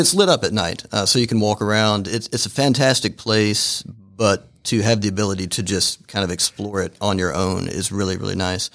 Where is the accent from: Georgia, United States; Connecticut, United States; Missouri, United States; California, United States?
Georgia, United States; Fairmount; I grew up in Fairmount, so not that far away.